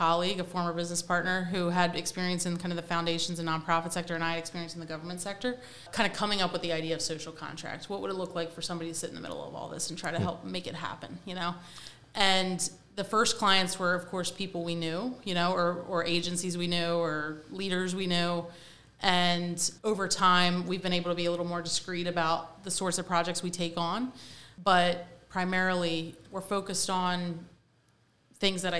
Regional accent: Wilmington, Delaware, United States; I'm from Delaware. I met my husband in my high school, so we're high school sweethearts

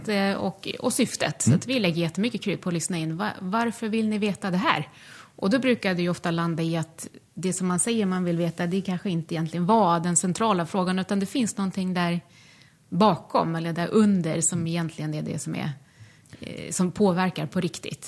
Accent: Sweden; moved away; jag är född och uppvuxen i Bullerbyn i, eh, i Småland

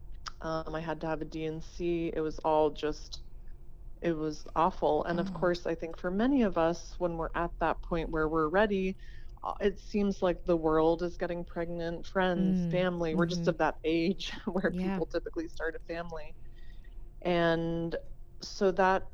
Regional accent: Erie, Pennsylvania, United States; now in San Diego, United States; I'm from Erie, Pennsylvania

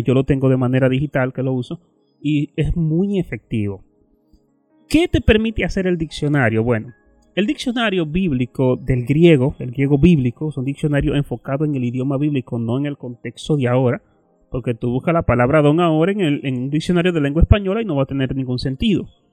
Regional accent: Dominican Republic; nosotros como dominicanos

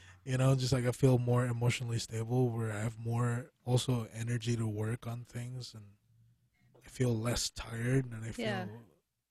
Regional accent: Philippines; as a Filipino person

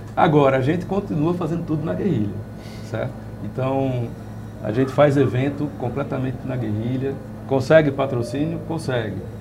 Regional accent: Northeast Region, Brazil; A gente, como nordestino, a gente sempre foi periferia do Brasil

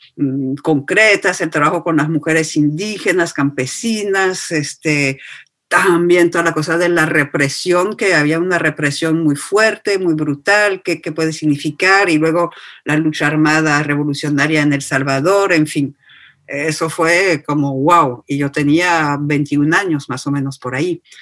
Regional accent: France; nací y me hice sin esfuerzo ciudadana francesa y blanca

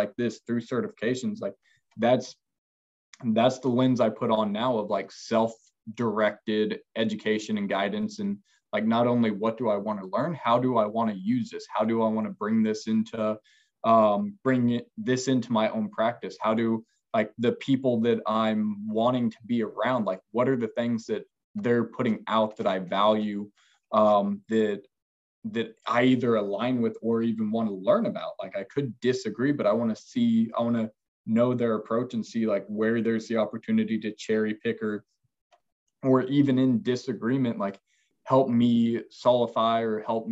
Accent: Neodesha, Kansas, United States; moved away; my hometown is 2,000 people

